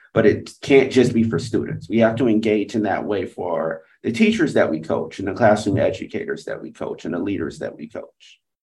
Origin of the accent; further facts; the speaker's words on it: Atlanta, Georgia, United States; moved away as an adult; also born or lived in Providence / London; now in Singapore; I was going back to my hometown in Atlanta, Georgia to teach